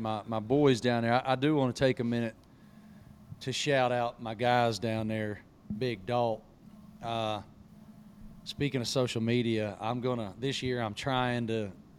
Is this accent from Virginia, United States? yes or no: yes; Virginia and Appalachia, United States; I'm so grateful that I was born and raised in the South. And all of us from Virginia and Appalachia, where I grew up